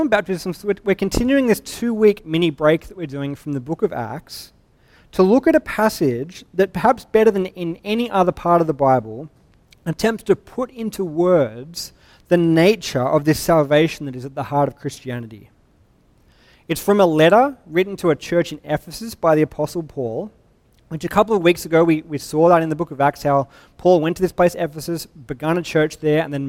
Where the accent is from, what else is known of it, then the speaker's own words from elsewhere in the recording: Sydney, New South Wales, Australia; I'm from Sydney. We've got actual waves